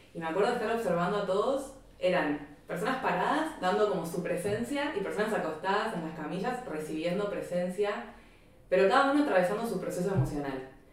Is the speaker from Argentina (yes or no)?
yes; Buenos Aires, Argentina; moved away; yo vengo de Argentina, vengo de Buenos Aires